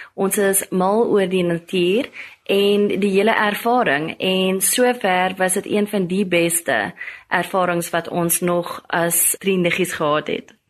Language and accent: Afrikaans; Bloemfontein, Free State, South Africa; ek is van Bloemfontein